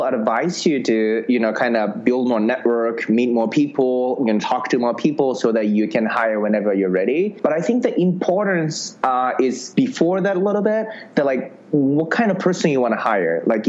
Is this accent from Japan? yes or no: yes; Japan; now in San Francisco, United States; So in 2011 summer, I came from Japan. I literally thought if you come to San Francisco, you can just meet investors